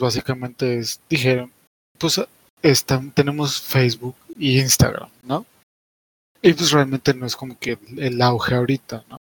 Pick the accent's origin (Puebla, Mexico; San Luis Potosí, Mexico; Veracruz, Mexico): Puebla, Mexico; yo soy poblano